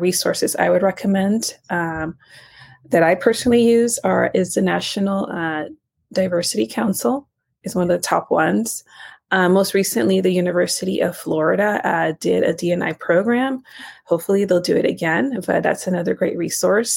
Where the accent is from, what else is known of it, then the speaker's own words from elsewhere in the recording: Nicaragua; now in United States; I'm actually not even from the U.S. I was born in Central America and Nicaragua.